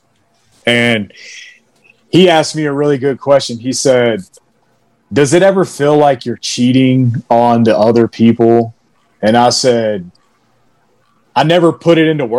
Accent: Alabama, United States; moved away; I'm from Alabama.

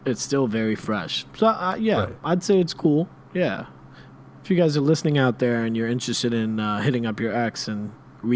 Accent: Washington, D.C. area, District of Columbia, United States; my hometown team

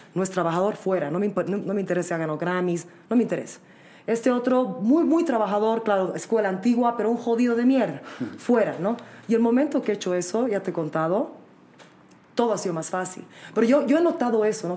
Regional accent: Bolivia; yo soy orgullosamente boliviano, orgullosamente con la sangre que tengo

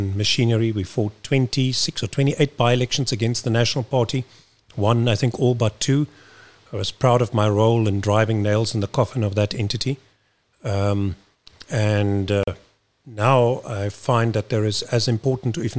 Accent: Kuils River, Western Cape, South Africa; I come from Kells River, spent the majority of my life living in Kells River, just down the road

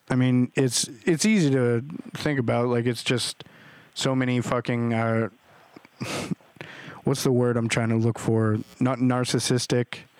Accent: Kansas, United States; now in Los Angeles, United States; I'm from Kansas and I moved out here.

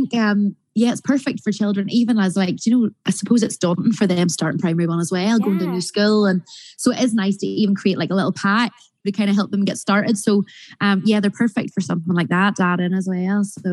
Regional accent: North Coast, Northern Ireland, United Kingdom; I'm obviously from the North Coast area

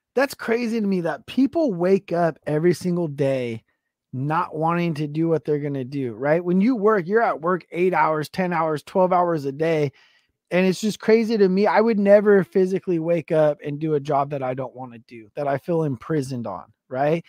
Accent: West Coast, United States; I'm from the West Coast

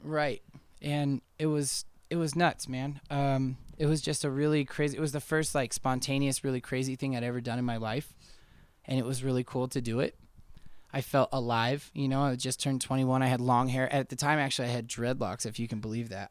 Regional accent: Denver, Colorado, United States; also born or lived in Missoula, Montana; Denver's always been my hometown.

